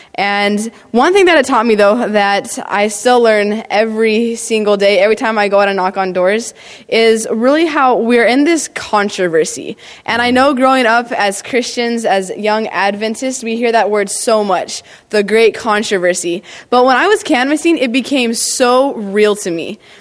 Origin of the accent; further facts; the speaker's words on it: Clovis, California, United States; I grew up in Clovis, Fresno, Central California